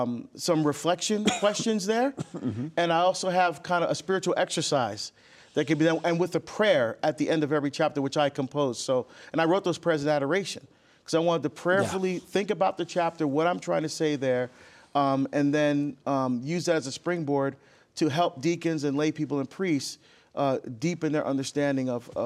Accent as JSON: {"language": "English", "region": "New Jersey", "country": "United States", "said": "I'm a schmo from Jersey."}